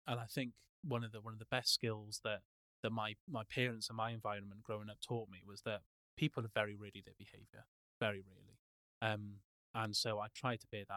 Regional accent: Wales, United Kingdom; moved away; I'm Welsh

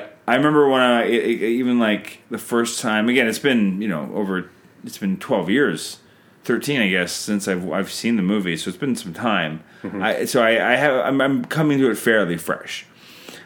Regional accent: Canada; I'm Canadian filmmaker

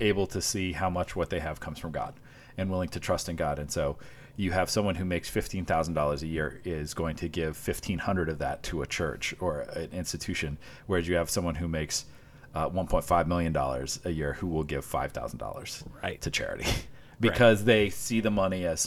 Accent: Washington, Iowa, United States; moved away; I grew up in Washington, Iowa

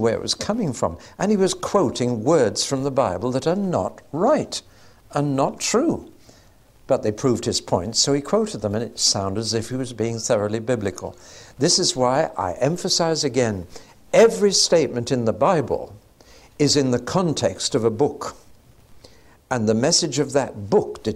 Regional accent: England, United Kingdom; we're English

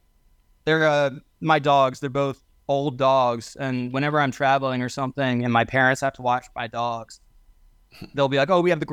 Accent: Lancaster, Pennsylvania, United States; I'm originally from Lancaster, Pennsylvania, so.

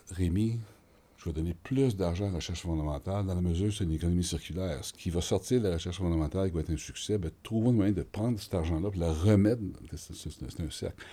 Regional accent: Montreal, Quebec, Canada; J'ai été élevé à Hansik, dans le quartier nord de, Montréal.

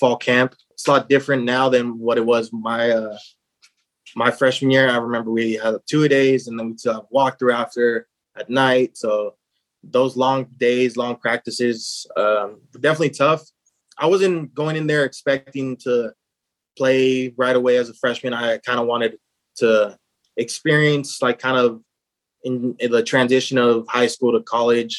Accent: Los Angeles, California, United States; moved away as an adult; growing up in Los Angeles my whole life

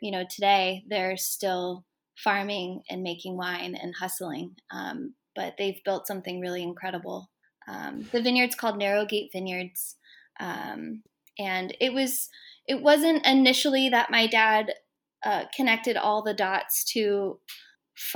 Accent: Placerville, California, United States; also born or lived in Huntington Beach, California; I grew up in Southern California as a kid, but my family moved us up to Northern California, to the Sierra foothills, when I was 8 years old

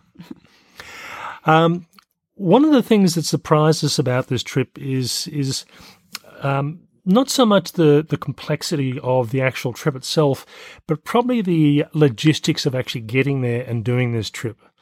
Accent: Australia; I'm Australian and I've lived in Australia for most of my life, not all

